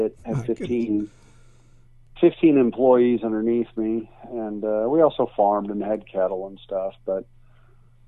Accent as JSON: {"language": "English", "town": "Kansas City", "region": "Missouri", "country": "United States", "tie": "born or raised there", "moved": "as an adult", "said": "I was raised in Kansas City, Missouri"}